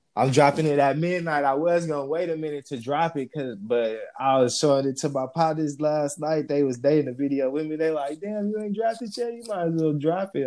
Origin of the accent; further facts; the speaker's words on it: Stockton, California, United States; also born or lived in Las Vegas, Nevada; I was born in Las Vegas, raised in Stockton